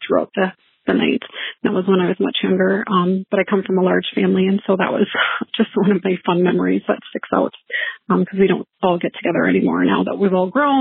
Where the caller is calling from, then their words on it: Minnesota, United States; I am calling from Minnesota